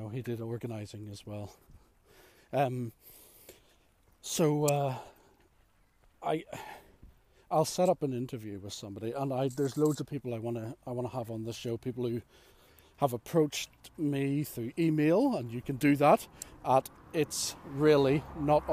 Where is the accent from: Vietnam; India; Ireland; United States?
Ireland; I'm Irish.